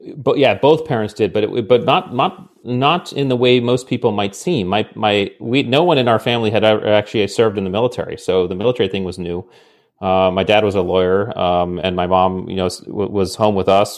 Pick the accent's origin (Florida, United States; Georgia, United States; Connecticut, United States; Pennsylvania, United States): Connecticut, United States; New England; I grew up in New England in Connecticut